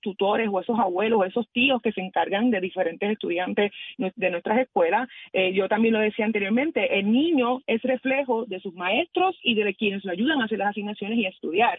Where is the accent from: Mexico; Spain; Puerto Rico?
Puerto Rico; yo como mujer puertorriqueña